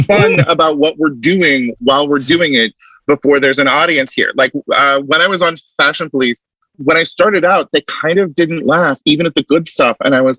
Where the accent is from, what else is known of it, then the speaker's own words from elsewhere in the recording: West Coast, United States; I'm from the West Coast, I don't know how to deal with this.